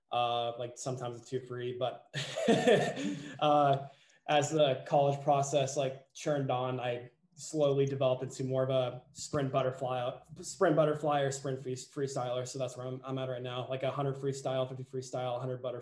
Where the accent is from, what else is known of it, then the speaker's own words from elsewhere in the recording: Glendora, California, United States; I'm a senior captain for the Chapman swim team. I'm from Glendora, California, which is a like 30 minutes away from LA, about like half hour away from Chapman too.